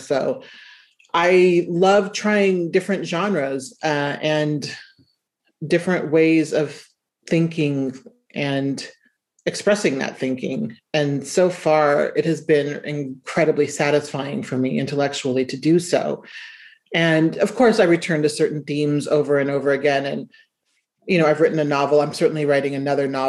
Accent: Omaha, Nebraska, United States; I was writing stories about being from Nebraska. And, you know, I grew up in Omaha.

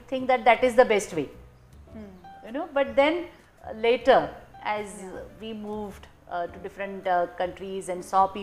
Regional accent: India; moved away as an adult; also born or lived in Russia; Indians, and especially probably me growing up in India

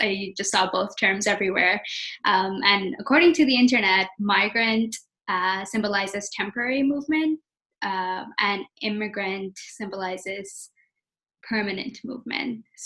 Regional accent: Abu Dhabi, United Arab Emirates; moved away as an adult; also born or lived in Nova Scotia, Canada / India (ancestry); now in Vancouver, Canada; I'm of Indian origin, but I was born and raised in Abu Dhabi in the United Arab Emirates

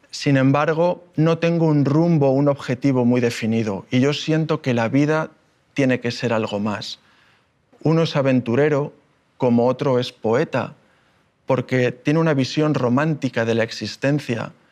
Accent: Málaga, Andalusia, Spain; born there; Yo nací en Málaga hace 39 años, soy hijo de marino, mi padre ha viajado prácticamente por todo el mundo y esa es una de las razones por las que hemos vivido en muchos lugares.

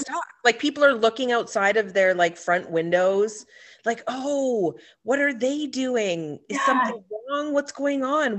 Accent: Ontario, Canada; we're from Ontario.

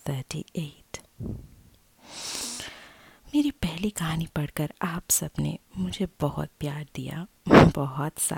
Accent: Delhi, India; मैंने आपको बताया कि मैं दिल्ली की रहने वाली हूँ और सबको तो पता ही है कि दिल्ली में कितने लोग किराए में रहते हैं

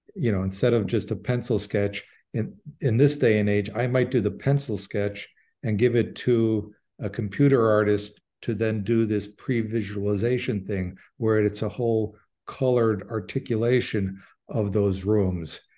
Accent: Cicero, Illinois, United States; I'm from Cicero. My grandfather did this. I'm from that world.

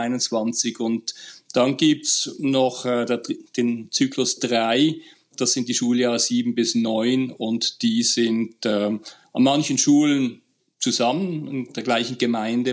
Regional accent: Basel, Basel-Stadt, Switzerland; ich bin aus Basel, also ein richtiger Deutschschweizer

